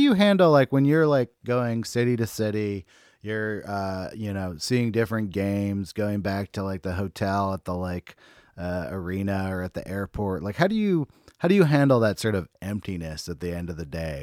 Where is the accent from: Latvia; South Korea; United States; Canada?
United States; Bay Area, California; I'm from the Bay Area